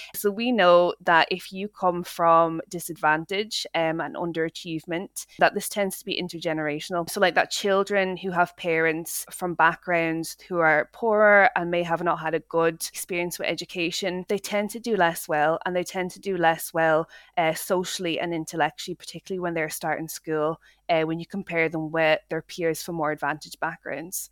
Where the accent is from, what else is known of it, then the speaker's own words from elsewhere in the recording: Dublin, Leinster, Ireland; moved away as an adult; now in Scotland, United Kingdom; I grew up in Dublin, in Ireland, um, and I moved to Scotland when I was 19 for university